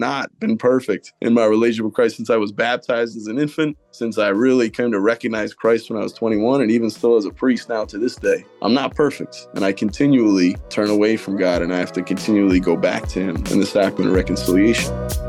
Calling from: Marrero, Louisiana, United States; I'm calling from Archbishop Shaw in Marrero, Louisiana, on the West Bank.

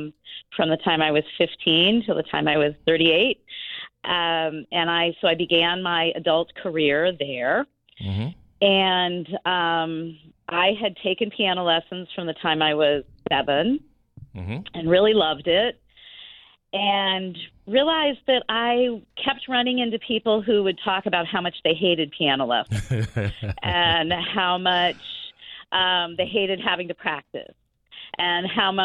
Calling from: Columbus, Ohio, United States; also born or lived in Israel; I live in Columbus, Ohio, mm-hmm. So I am calling from my office in my house.

